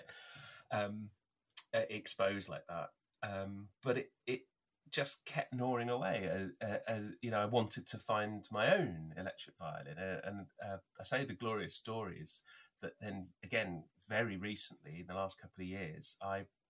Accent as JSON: {"language": "English", "town": "Northampton", "region": "East Midlands", "country": "United Kingdom", "tie": "born or raised there", "said": "my hometown"}